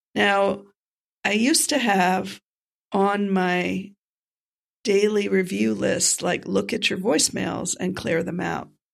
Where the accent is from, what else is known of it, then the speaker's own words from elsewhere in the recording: North Miami Beach, Florida, United States; my hometown, North Miami Beach